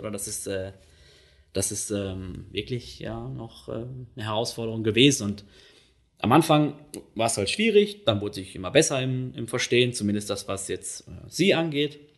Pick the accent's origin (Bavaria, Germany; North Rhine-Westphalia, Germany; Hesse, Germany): North Rhine-Westphalia, Germany; dass sie halt dort ähm, eben einen guten Job gefunden haben und bei uns im Ruhrgebiet halt nicht zu dieser Zeit.